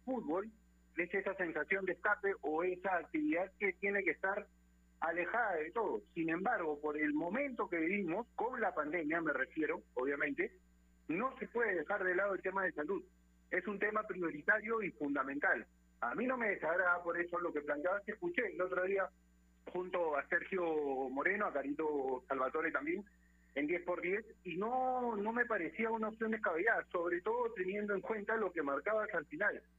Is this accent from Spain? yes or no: no; Peru; nosotros como peruanos